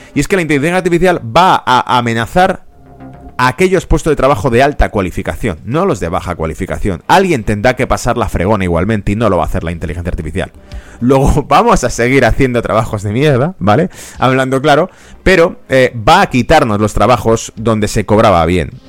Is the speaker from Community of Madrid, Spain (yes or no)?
yes; Madrid, Community of Madrid, Spain; yo soy de origen de España, de Madrid. En Madrid teníamos